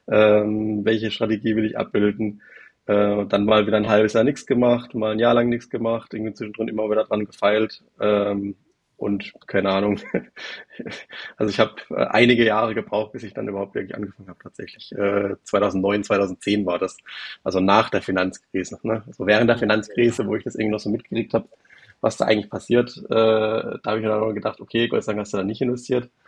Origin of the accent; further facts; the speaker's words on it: Baden-Württemberg, Germany; Ich äh, bin 35. Ähm, ich komme aus der Nähe von Karlsruhe, ein bisschen südlicher davon.